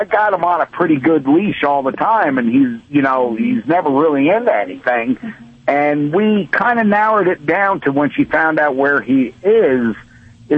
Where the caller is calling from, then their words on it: Colorado, United States; we're calling from Colorado.